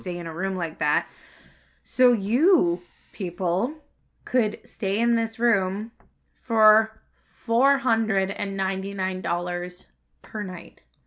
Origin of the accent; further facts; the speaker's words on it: Canada; I'm Canadian